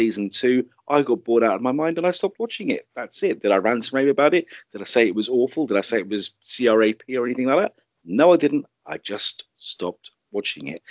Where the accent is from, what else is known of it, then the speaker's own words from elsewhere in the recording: United Kingdom; being a Brit and being based here